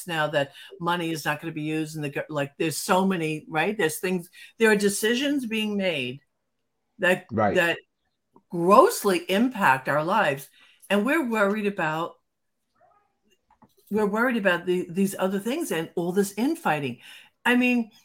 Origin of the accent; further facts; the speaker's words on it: New Jersey, United States; I'm from New Jersey